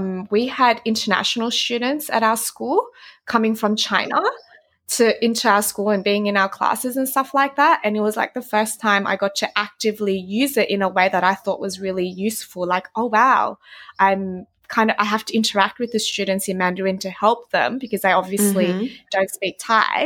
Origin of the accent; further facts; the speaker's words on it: Sydney, New South Wales, Australia; first language Vietnamese; English is a second language; moved away as an adult; now in Thailand; I grew up in Southwest Sydney, and my dad is Vietnamese, my mom's Chinese. So I speak Vietnamese, it would be my mother tongue